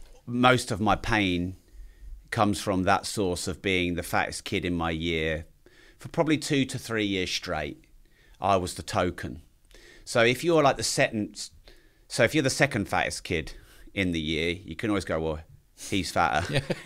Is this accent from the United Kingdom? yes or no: yes; East of England, United Kingdom; Growing up wasn't really something I did anywhere for any length of time because Dad kept moving us around the place. So my dad's always owned pubs, bars, hotels, the odd little club. And so we always moved around Cambridgesh